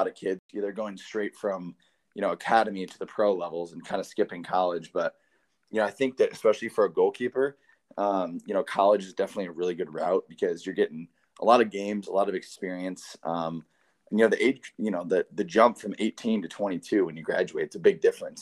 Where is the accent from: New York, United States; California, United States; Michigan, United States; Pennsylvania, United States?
Michigan, United States; being from Michigan, you know, I grew up in Michigan